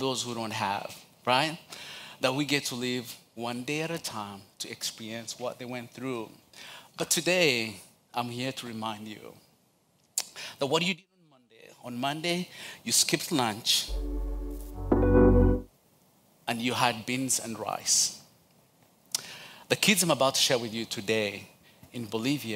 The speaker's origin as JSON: {"language": "English", "country": "Uganda", "tie": "born or raised there", "second_language": "English", "moved": "yes", "lives_now": "Charlotte, United States", "said": "I'm originally from Uganda, but my dad is from Rwanda and my mom is from Uganda, but born and raised in Uganda"}